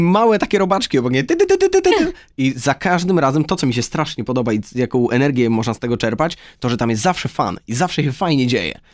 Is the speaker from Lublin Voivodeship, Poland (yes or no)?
yes; Lublin, Lublin Voivodeship, Poland; moved away; my, e, oboje oryginalnie jesteśmy z Lublina